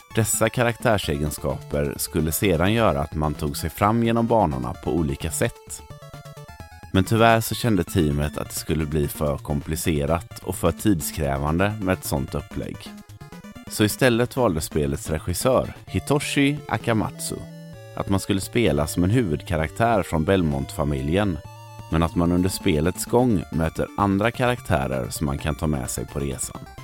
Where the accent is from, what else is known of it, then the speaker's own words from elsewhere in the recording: Sweden; här hemma i Sverige